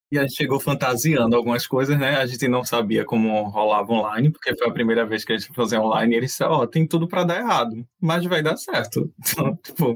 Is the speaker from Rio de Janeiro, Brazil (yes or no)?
no; Recife, Pernambuco, Brazil; a gente é de Recife